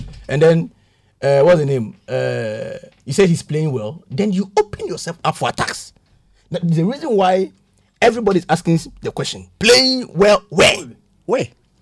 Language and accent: English; Ghana; I'm a Ghanaian